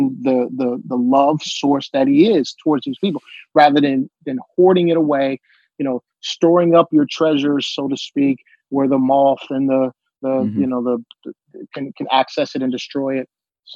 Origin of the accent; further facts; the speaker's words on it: United States; We're American